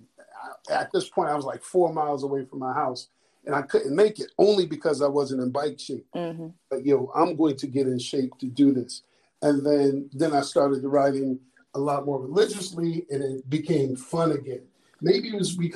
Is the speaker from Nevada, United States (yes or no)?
no; Springfield, Massachusetts, United States; I grew up in Springfield, Mass.